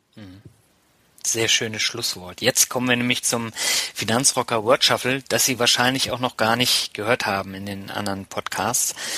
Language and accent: German; Lübeck, Schleswig-Holstein, Germany; als äh, Lübecker